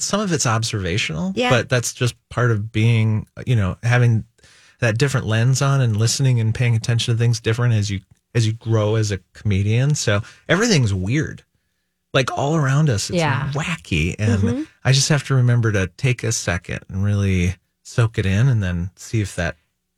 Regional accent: St. Paul, Minnesota, United States; And I've lived in St. Paul all my life.

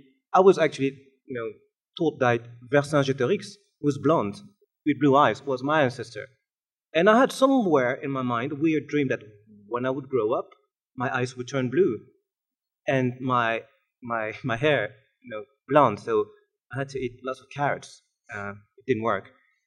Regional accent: Montpellier, Occitania, France; born there; Now, I said African, but in fact I was born in Montpellier.

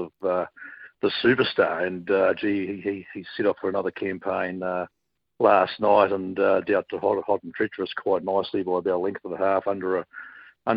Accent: Dunedin, Otago, New Zealand; now in Queensland, Australia; growing up in Dunedin

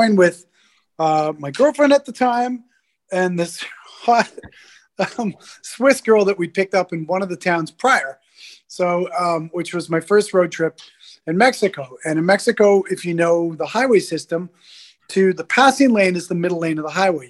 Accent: Toronto, Ontario, Canada; I grew up in Toronto

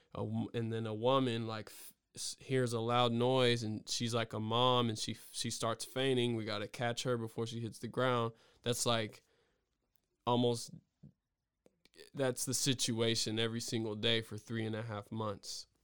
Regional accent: the South, United States; as an African-American male growing up in the South

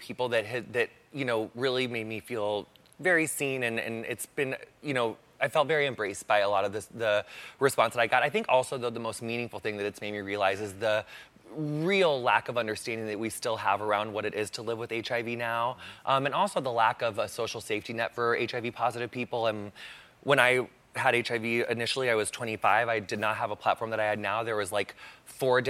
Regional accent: Quincy, Illinois, United States; Quincy, Illinois

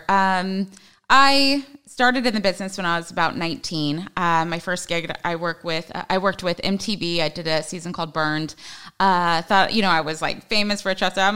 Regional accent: Los Angeles, California, United States; also born or lived in Hawaii; since I was 13, 14 was basically LA, but my dad was in the army

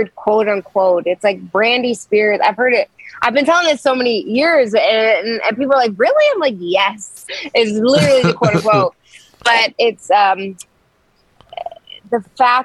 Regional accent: Toronto, Ontario, Canada; moved away as an adult; now in Nashville, United States; I was born in Scarborough

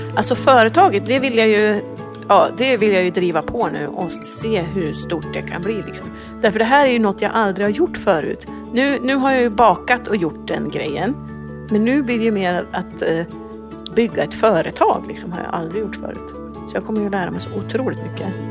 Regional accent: Orviken, Jämtland, Sweden; moved away as an adult; now in New York, United States; Kommer från en by utanför Östersund som heter Orviken. Eh, nu bor vi i New York

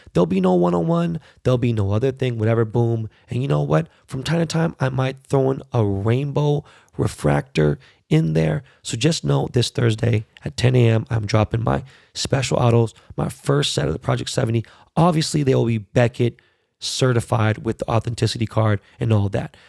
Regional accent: Los Angeles, California, United States; born or raised there

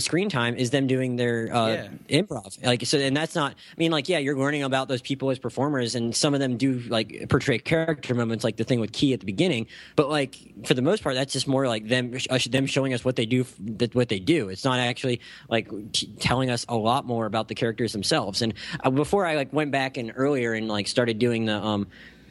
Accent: Gulf Breeze, Florida, United States; my hometown in Florida

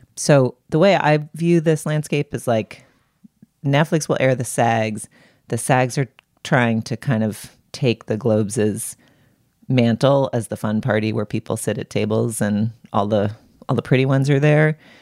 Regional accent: New England, United States; now in Los Angeles, United States; I grew up in New England

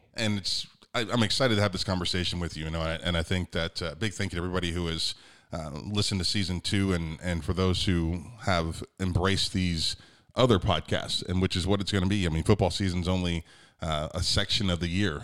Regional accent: United States; I'm an American

